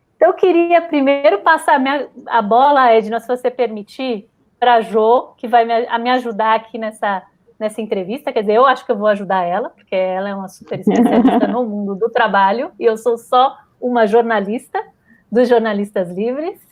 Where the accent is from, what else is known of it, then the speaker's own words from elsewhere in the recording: São Paulo, Brazil; also born or lived in Rio de Janeiro; eu também sou nascida no Rio de Janeiro, também na Vila Isabel, mas fui criada aqui em São Paulo.